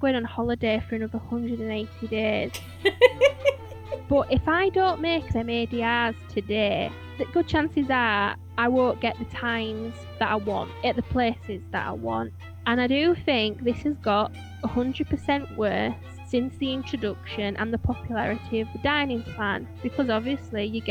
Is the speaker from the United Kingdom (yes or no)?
yes; Yorkshire and the Humber, United Kingdom; I'm from Yorkshire